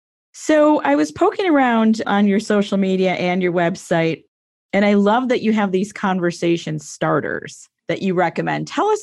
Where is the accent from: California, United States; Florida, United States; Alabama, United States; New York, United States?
New York, United States; Buffalo; I'm from Buffalo, New York.